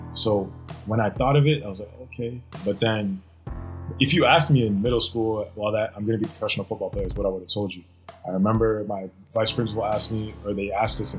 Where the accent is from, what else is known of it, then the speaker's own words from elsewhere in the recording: Katy, Texas, United States; also born or lived in New Orleans, Louisiana; now in Ottawa, Canada; growing up in Texas, in Katy, Texas.